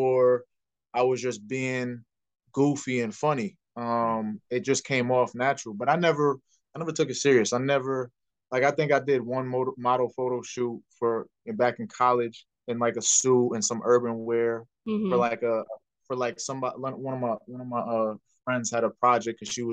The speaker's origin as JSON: {"language": "English", "region": "New York", "country": "United States", "tie": "born or raised there", "moved": "as an adult", "lives_now": "New Jersey, United States", "said": "born and raised in New York, one of 6 kids"}